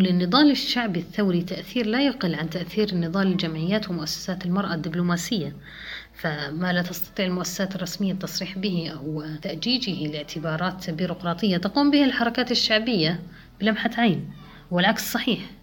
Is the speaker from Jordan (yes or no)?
yes; Jordan; أنا كمواطنة أردنية يحق لي العيش في هذا البلد